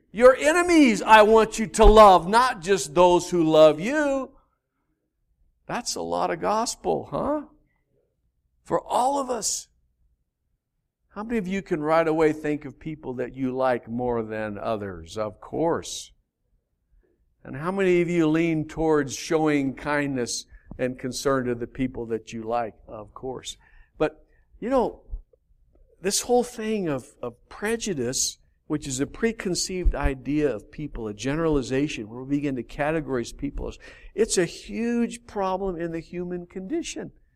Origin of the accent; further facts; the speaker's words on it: Albuquerque, New Mexico, United States; I grew up in Albuquerque in the valley.